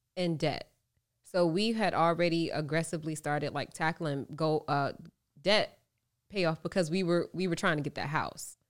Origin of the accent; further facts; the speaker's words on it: Norfolk, Virginia, United States; moved away as an adult; also born or lived in Los Angeles; I grew up in Norfolk.